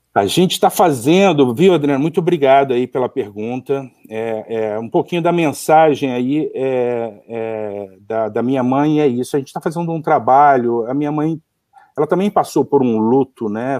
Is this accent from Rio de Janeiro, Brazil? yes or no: yes; Rio de Janeiro, Brazil; accent: carioca; also born or lived in Seattle, United States; o meu sotaque de pastel carioca